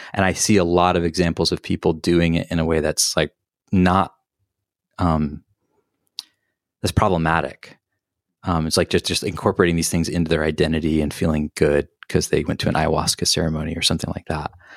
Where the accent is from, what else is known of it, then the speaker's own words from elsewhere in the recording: the Southern Baptist South, United States; moved away; also born or lived in Boulder, Colorado; Palestinian, growing up in the Southern Baptist South